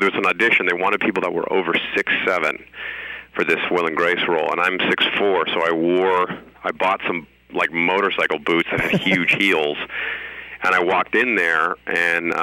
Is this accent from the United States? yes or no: yes; Seattle, Washington, United States; also born or lived in Rome, Italy; I grew up in Seattle